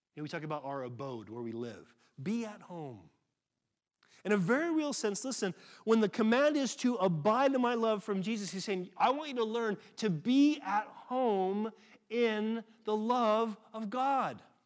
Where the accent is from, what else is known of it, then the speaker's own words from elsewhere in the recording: United States; moved away; I'm American